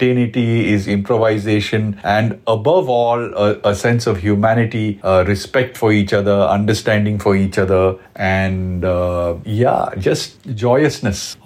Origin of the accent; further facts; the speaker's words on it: Bangalore, Karnataka, India; moved away as an adult; now in Mumbai, India; I was born and brought up in Bangalore